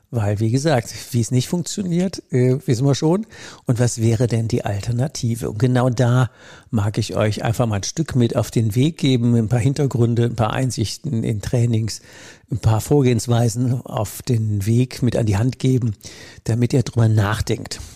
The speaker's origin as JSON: {"language": "German", "region": "Rhineland-Palatinate", "country": "Germany", "said": "in der Pfalz, wo ich herkomme, in der Südpfalz"}